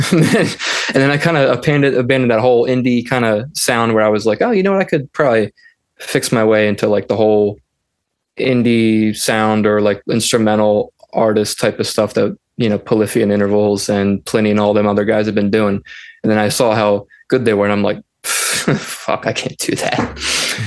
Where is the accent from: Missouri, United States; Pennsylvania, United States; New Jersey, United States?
Pennsylvania, United States; Philadelphia; I am from Pennsylvania, Philadelphia, or Philadelphia, Pennsylvania